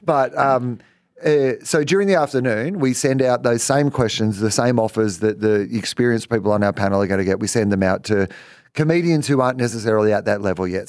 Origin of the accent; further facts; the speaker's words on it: East Gippsland, Victoria, Australia; I grew up in East, East Gippsland